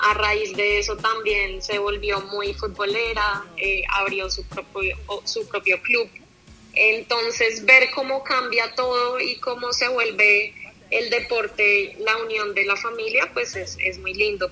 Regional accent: Colombia; moved away as an adult; also born or lived in United States; yo quería jugar en mi país

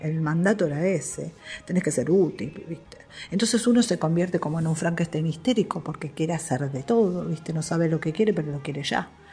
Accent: Argentina; Soy madre, argentina, esposa

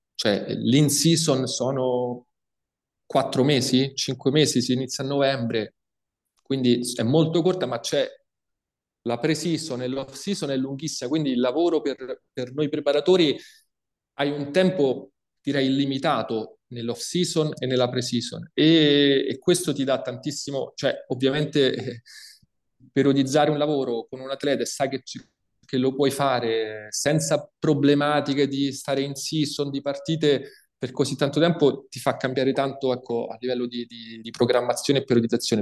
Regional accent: Italy; now in Chemnitz, Germany; io che sono italiano

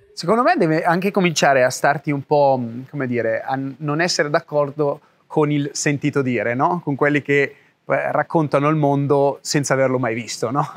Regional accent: Italy; moved away; vivevo nel mio paesino, ok, in Italia

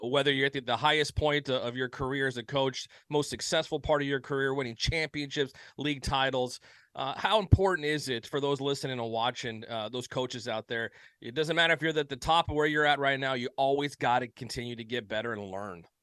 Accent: Southern California, United States; born and raised in Southern California

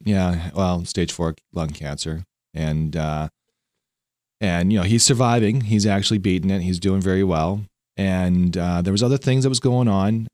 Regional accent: Vancouver, British Columbia, Canada; now in Lancaster; I'm from Vancouver, Canada

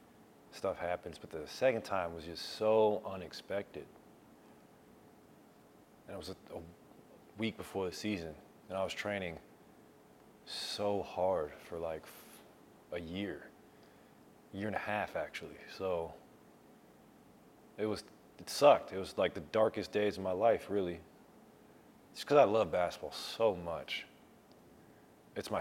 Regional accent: California, United States; also born or lived in Oregon; I grew up in Cali, California

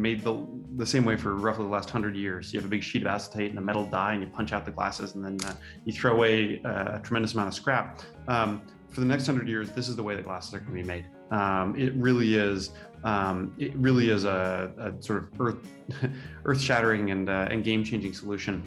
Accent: Santa Rosa, California, United States; I grew up in Santa Rosa

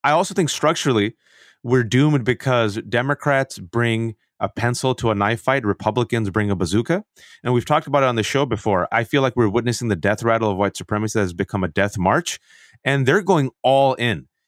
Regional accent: Bay Area, California, United States; growing up in the Bay Area, even though I was born and raised in this country.

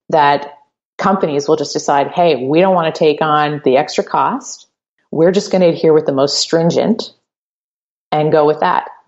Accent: Canada; obviously, I'm, I'm a Canadian lawyer, but I have a pretty good idea of how things work down there.

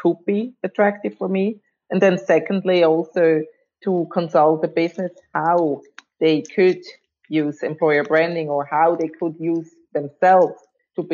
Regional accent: Switzerland; I was born and raised in Switzerland

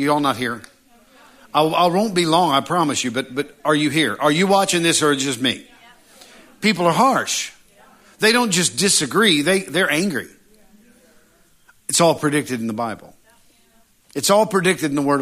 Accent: United States; I was born in America

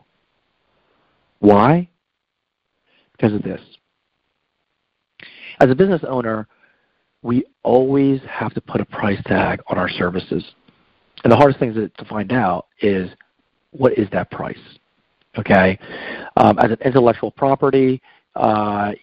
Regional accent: New Jersey, United States; I went to a church in my old neighborhood when I grew up in New Jersey

